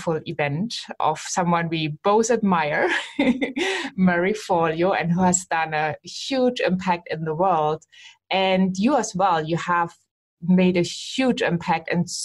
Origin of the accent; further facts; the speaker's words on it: Germany; I am from Germany living in Germany